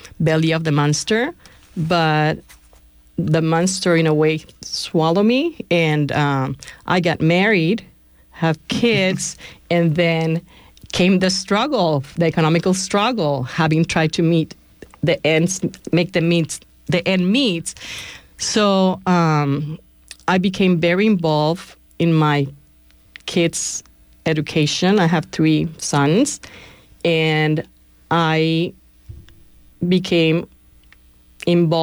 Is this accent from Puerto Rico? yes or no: yes; Puerto Rico; English is a second language; now in Bay Area, United States; I was born and raised in a housing project in Puerto Rico